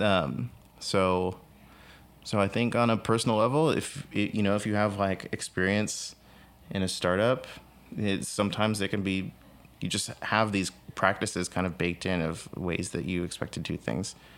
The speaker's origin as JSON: {"language": "English", "town": "San Antonio", "region": "Texas", "country": "United States", "tie": "born or raised there", "said": "I grew up in San Antonio, Texas"}